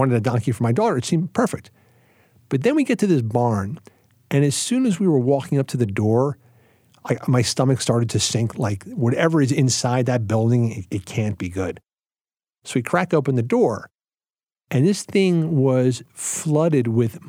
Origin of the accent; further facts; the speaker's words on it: Philadelphia, Pennsylvania, United States; moved away as an adult; now in Lancaster County, United States; I grew up in Philadelphia